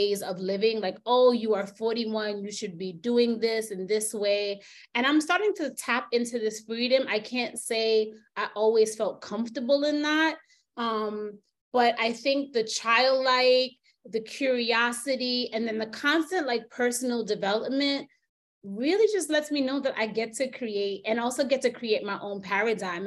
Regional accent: New York, United States; moved away as an adult; also born or lived in Jamaica (family); now in United Arab Emirates; I'm from New York

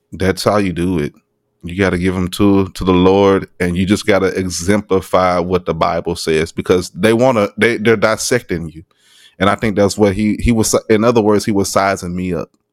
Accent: Arkansas, United States; moved away; I'm from Arkansas

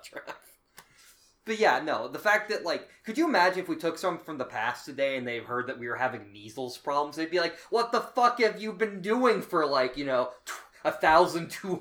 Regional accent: Pittsburgh, Pennsylvania, United States; I was born in Pittsburgh

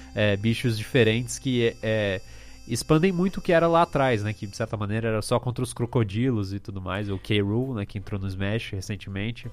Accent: São Paulo, Brazil; tinha uma lá no meu bairro, aqui em São Paulo

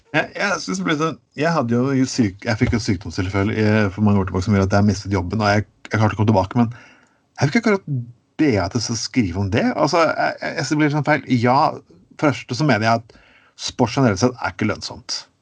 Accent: Skien, Telemark, Norway; accent: Grenland dialect; moved away as an adult; Jeg, jeg vokste opp i, i Grenland

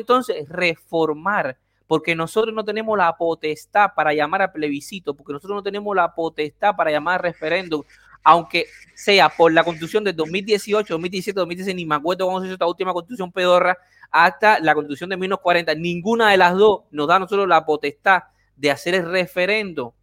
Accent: Havana, Cuba; moved away; yo nací en La Habana

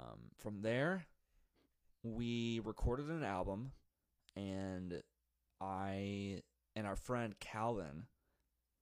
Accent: Webster Groves, Missouri, United States; I grew up in Webster Groves.

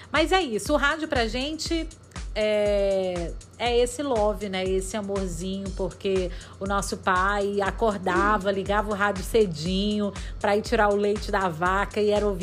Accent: Pará, Brazil; A gente é do interior do Pará

